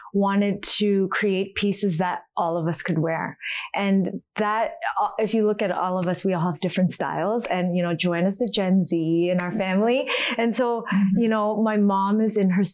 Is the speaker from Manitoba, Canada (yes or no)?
no; Toronto, Ontario, Canada; we were all born and raised in Toronto, but our roots are from Seoul, Korea.